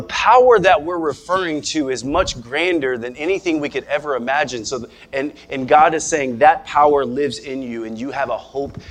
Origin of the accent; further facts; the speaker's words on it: Nebraska, United States; moved away; we're from Nebraska.